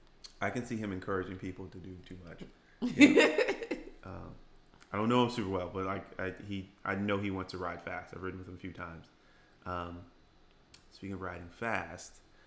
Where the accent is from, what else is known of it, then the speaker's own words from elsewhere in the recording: Chesterfield, Virginia, United States; And I grew up in Chesterfield.